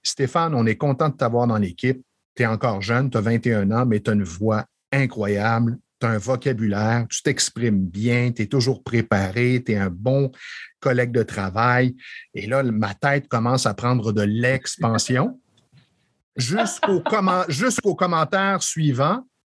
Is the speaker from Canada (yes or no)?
yes; Estrie, Quebec, Canada; moved away as an adult; also born or lived in Montreal; je suis originaire de l'Estrie